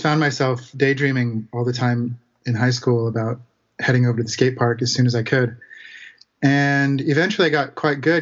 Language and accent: English; Santa Rosa, California, United States; I grew up in Santa Rosa, California, which for those of you who don't know is north of San Francisco